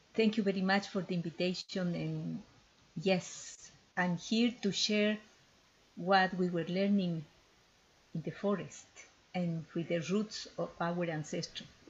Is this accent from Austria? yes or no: no; Ecuador; I am from Ecuador and I fell in love with my with my country since I born there